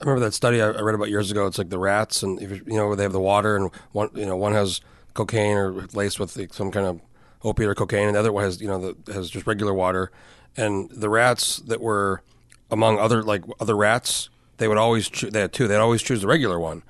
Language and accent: English; New Mexico, United States; moved away as an adult; I grew up in New Mexico.